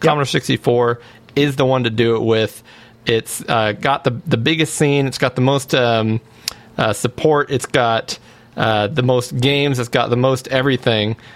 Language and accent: English; Auburn, California, United States; Auburn, California, my uh, my hometown here, uh, yeah. Grass Valley, Auburn area.